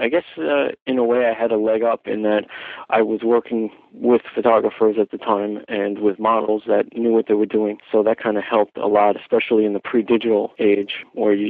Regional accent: New York, United States; also born or lived in Los Angeles, California; I'm born and raised in New York

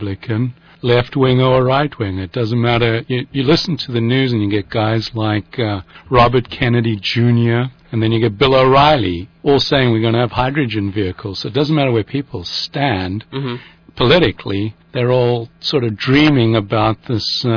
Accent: South Africa; moved away as an adult; now in Northern California, United States; I'm a South African, so I grew up in the sun and came to the United States

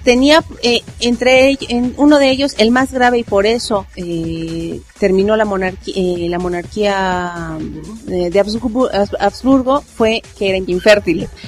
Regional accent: Mexico; a nosotros como mexicanos

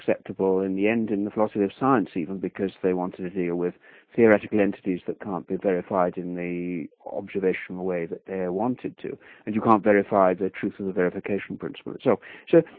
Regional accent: England, United Kingdom; I come from England

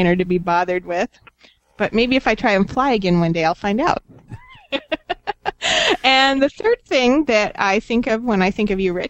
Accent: Arizona, United States; I'm from Arizona.

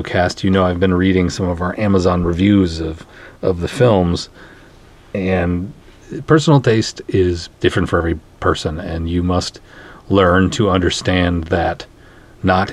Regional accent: Minnesota, United States; I'm from Minnesota

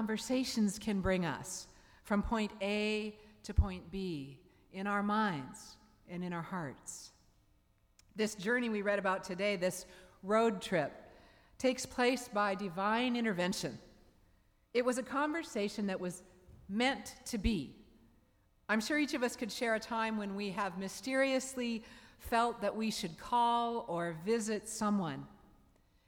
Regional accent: Seattle, Washington, United States; the church where I grew up in Seattle, Bethel Presbyterian Church

